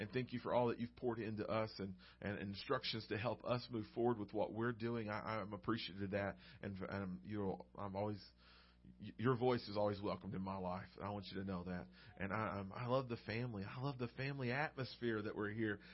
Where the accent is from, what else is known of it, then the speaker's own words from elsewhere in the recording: Arkansas Delta, United States; I grew up in the great state of Arkansas, in the Delta, the east side, where it's all farmland